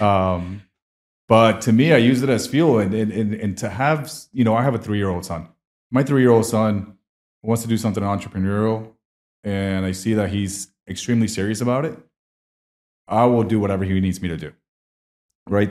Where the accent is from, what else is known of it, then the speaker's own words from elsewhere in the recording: Colombia; moved away; I'm from Colombia.